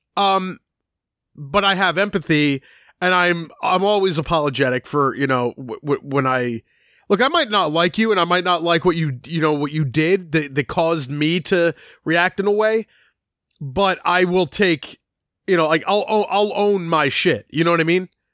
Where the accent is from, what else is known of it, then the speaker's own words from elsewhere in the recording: Philadelphia, Pennsylvania, United States; I grew up in Philadelphia